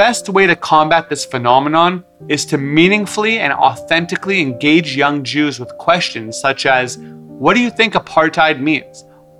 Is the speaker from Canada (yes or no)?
yes; Canada; as a Canadian Israeli Jew, there are actually other countries